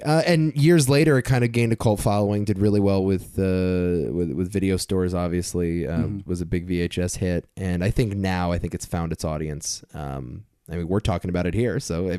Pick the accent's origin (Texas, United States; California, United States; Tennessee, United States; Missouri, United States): California, United States; you could tell growing up in Southern California around lots of surfer guys.